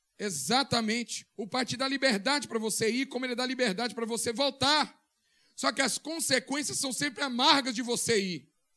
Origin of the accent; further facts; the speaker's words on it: Governador Valadares, Minas Gerais, Brazil; moved away; eu lembro lá na minha rua, lá no Granduquesa